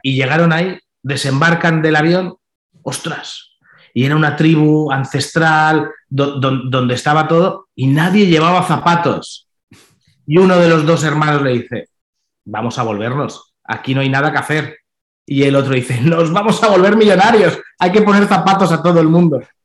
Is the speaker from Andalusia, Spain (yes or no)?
no; Balearic Islands, Spain; yo soy de las Islas Baleares